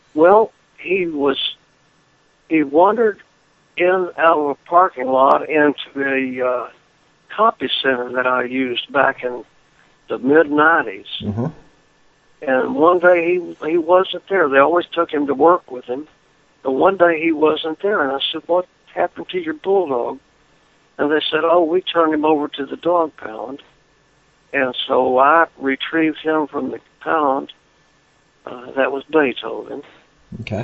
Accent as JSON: {"language": "English", "town": "Lubbock", "region": "Texas", "country": "United States", "tie": "born or raised there", "moved": "yes", "lives_now": "Florida, United States", "said": "I was born and reared in Lubbock, Texas"}